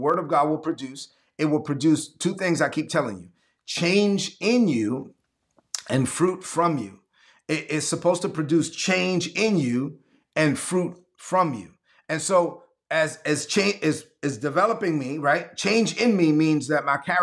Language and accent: English; New York City, New York, United States; I'm from Brooklyn